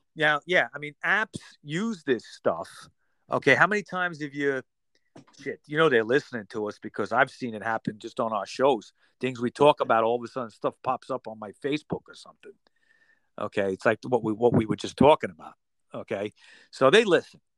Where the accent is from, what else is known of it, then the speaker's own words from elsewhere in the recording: United States; as an American